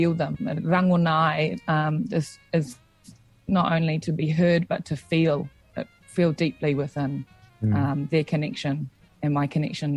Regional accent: Auckland, New Zealand; also born or lived in Te Araroa, Gisborne, New Zealand; I grew up in West Auckland, but I was originally, I lived in the Tairāwhiti, in a little place called Te Araroa

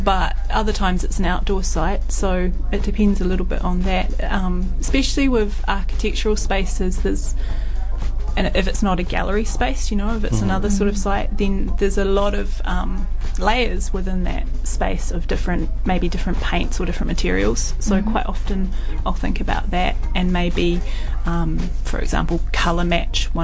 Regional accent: South Island, New Zealand; when I was a teenager. You know, growing up in the South Island

